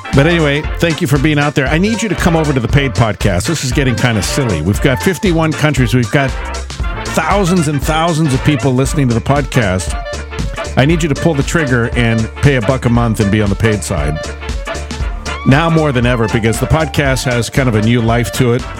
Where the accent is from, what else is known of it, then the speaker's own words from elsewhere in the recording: United States; I'm from the United States